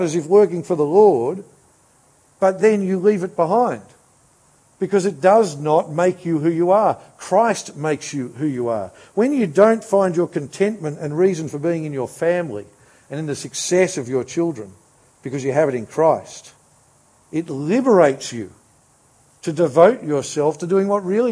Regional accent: Australia

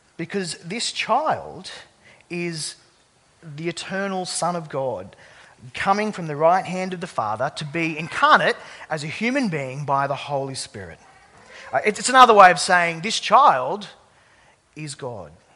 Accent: Sydney, New South Wales, Australia; I grew up uh, across the bridge in the Sutherland Shire

